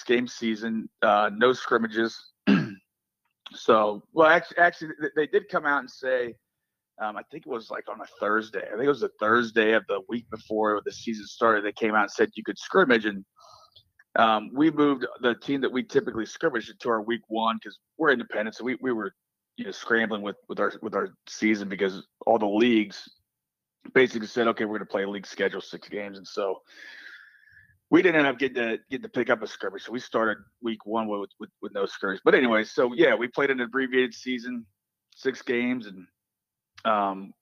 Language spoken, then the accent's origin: English; Cincinnati, Ohio, United States; also born or lived in Dayton, Ohio; now in Massillon, United States; I'm from the Cincinnati area originally, and then – go Red Lakes. Went to Mason High School, which is a northern suburb of Cincinnati